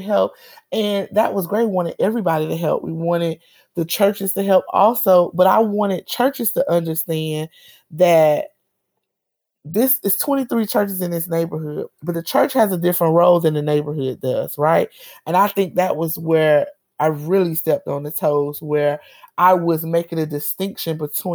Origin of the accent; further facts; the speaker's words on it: Miami, Florida, United States; moved away as an adult; now in Tallahassee, United States; I grew up in Miami. We don't really name our communities.